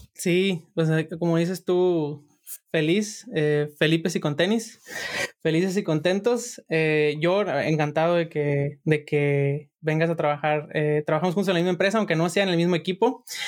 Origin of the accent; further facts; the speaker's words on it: Sinaloa, Mexico; yo soy de Sinaloa